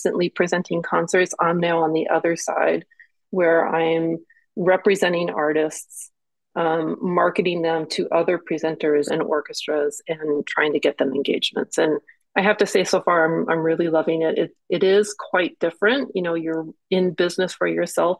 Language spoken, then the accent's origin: English; Seattle, Washington, United States; I'm from Seattle, and I grew up in the Seattle Public Schools